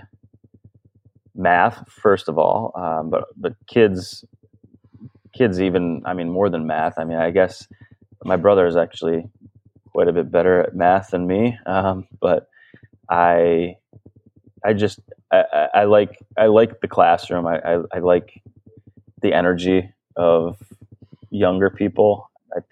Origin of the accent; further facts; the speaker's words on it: Ann Arbor, Michigan, United States; moved away as an adult; also born or lived in Ohio / Barrington, Illinois / Abu Dhabi; now in Traverse City, United States; my brother and I were born and raised in Ann Arbor, Michigan.